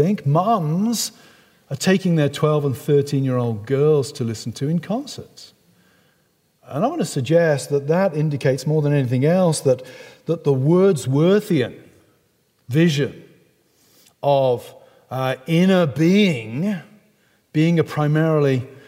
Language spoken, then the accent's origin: English; England, United Kingdom; accent: English; somebody like me with a beautiful English accent